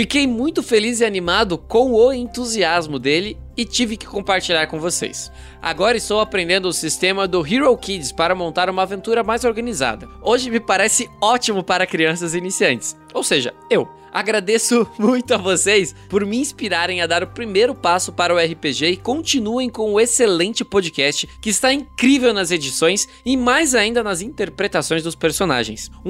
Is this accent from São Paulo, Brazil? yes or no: no; Seropédica, Rio de Janeiro, Brazil; tenho 24 anos, sou de Seropédica, Rio de Janeiro.